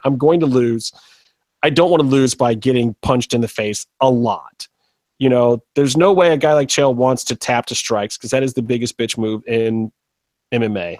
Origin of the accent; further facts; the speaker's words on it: Cleveland, Ohio, United States; it's in my hometown.